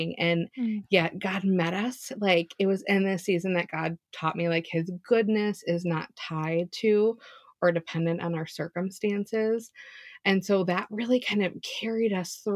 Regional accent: Chicago, Illinois, United States; moved away as an adult; also born or lived in Indiana; now in Minnesota, United States; I grew up in Chicago, moved to Minnesota once we got married.

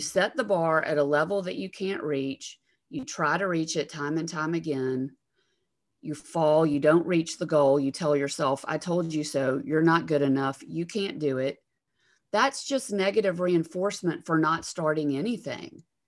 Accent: Alabama, United States; accent: Southern; I'm from Alabama

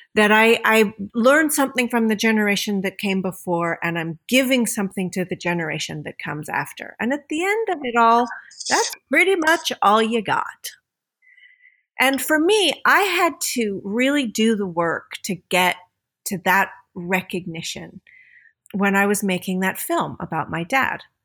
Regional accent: United States; moved away as an adult; I grew up as an American kid

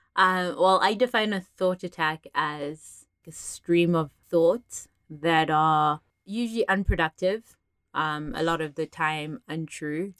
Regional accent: South Africa; now in Las Vegas, United States; I am South African-born, Vegas living person

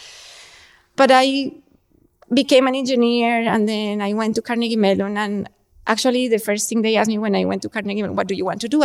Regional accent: Colombia; moved away; I grew up in Colombia

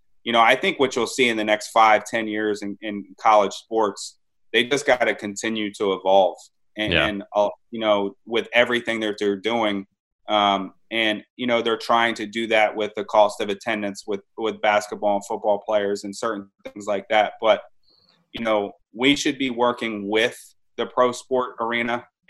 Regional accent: Maryland, United States; I grew up in Maryland. I'm like the most born and bred

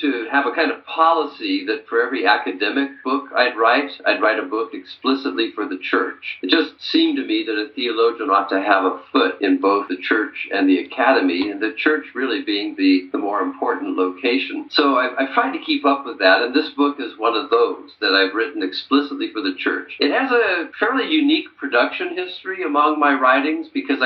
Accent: Santa Barbara, California, United States; moved away as an adult; also born or lived in France / Chicago; I am a native Californian. I went to Westmont College in my hometown of Santa Barbara

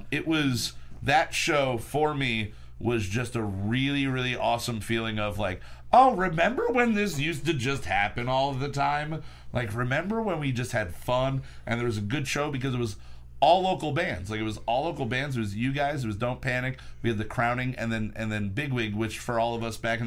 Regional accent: Bushkill, Pennsylvania, United States; I grew up in Bushkill

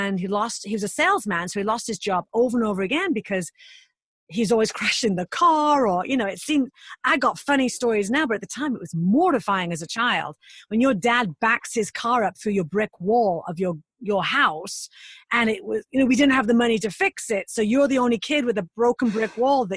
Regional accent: United Kingdom; now in United States; being British

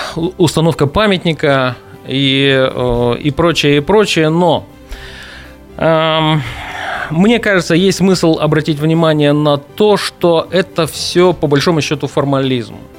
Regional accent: Angarsk, Irkutsk Oblast, Russia; now in Irkutsk, Russia; я давно живу в Иркутске, сам я из Ангарска

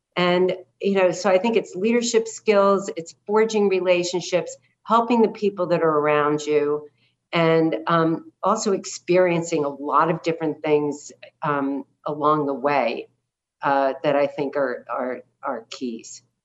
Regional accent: New Jersey, United States; also born or lived in Brooklyn, New York; was born in Brooklyn uh, we moved to the suburbs of New Jersey uh, when I was seven

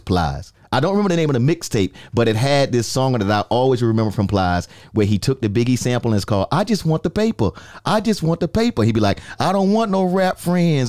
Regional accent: New York, United States; now in Florida, United States; I'm a New Yorker

